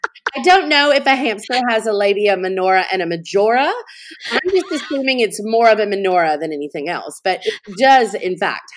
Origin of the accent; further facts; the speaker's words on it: New Orleans, Louisiana, United States; I knew very early that just marketing in my hometown, you know, I didn't really need to do that there because I have a big presence in New Orleans.